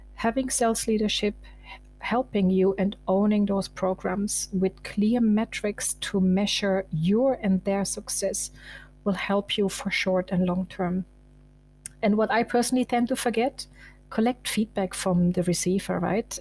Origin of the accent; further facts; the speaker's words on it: eastern Germany, Germany; now in Munich, Germany; I was born in Eastern Germany and I was once a refugee from East to West Germany